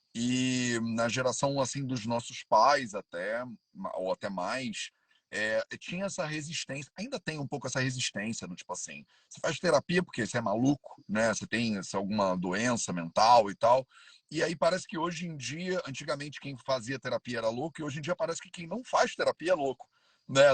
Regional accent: Rio de Janeiro, Brazil; now in Paraty, Brazil; Eu sou carioca, vivia quase a vida inteira no Rio de Janeiro.

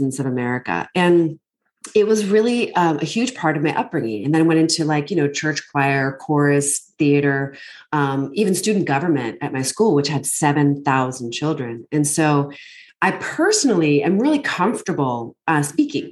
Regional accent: United States; also born or lived in Northern Virginia / Bethesda, Maryland; I grew up just outside of Washington, D.C.

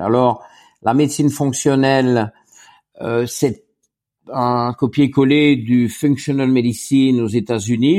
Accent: Wallonia, Belgium; also born or lived in Luxembourg; je suis belge et belge francophone et donc wallon

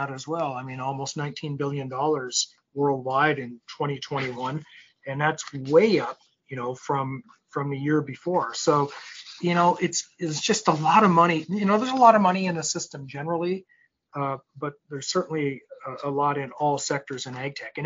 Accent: North Dakota, United States; now in Silicon Valley, United States; I'm from North Dakota, and I grew up around agriculture, and I practice in California

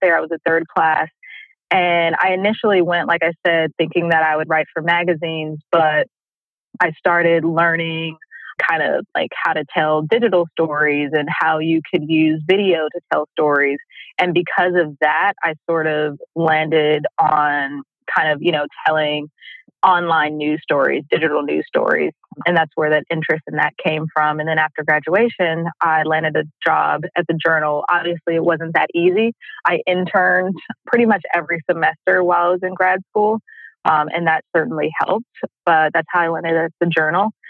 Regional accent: Oakland, California, United States; I'm originally from Oakland, California

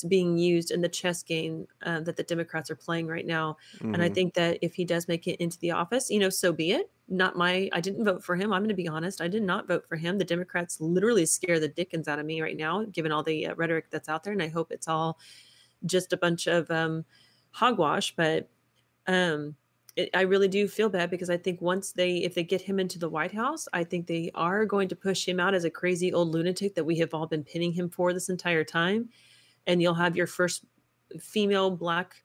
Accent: Texas, United States; moved away; I'm from Texas originally

